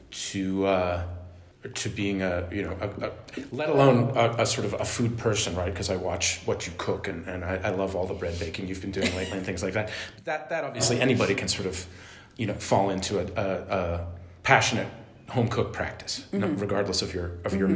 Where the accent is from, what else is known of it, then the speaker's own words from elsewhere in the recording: Massachusetts, United States; I'm from Massachusetts, and it's provincial as hell